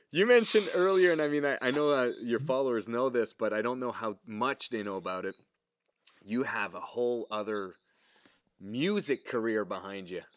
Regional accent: Canada; accent: French; English is a second language; everybody knows I'm French, obviously, you can probably hear it in my accent

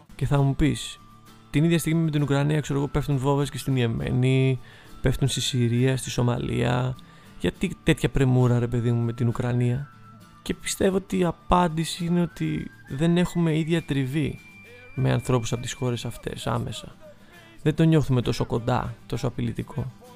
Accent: Athens, Attica, Greece; μεγαλώνοντας στην Αθήνα

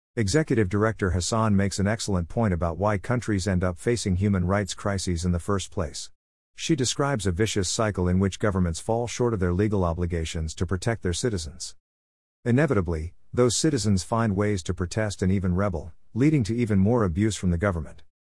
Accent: Canada; my home country of Canada

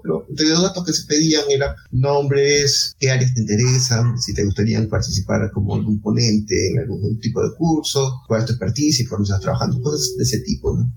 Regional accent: Ica, Peru; Yo soy peruano, nací en Ica, es una ciudad que está al sur de Lima, unos 300 kilómetros al

